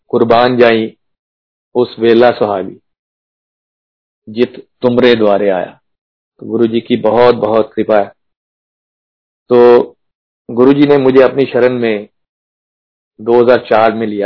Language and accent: Hindi; Punjab, India; क्योंकि जैसे मैंने बताया मैं पंजाब से हूँ